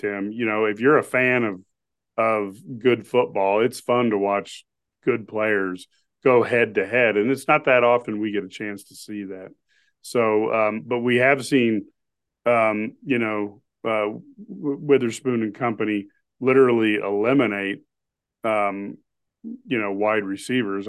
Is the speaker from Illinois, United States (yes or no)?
no; Omaha, Nebraska, United States; growing up in Mahama